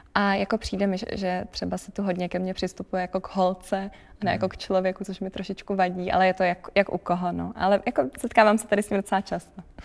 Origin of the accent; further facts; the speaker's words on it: Prague, Czechia; moved away as an adult; now in Ústí nad Labem, Czechia; já jsem teda původně z Prahy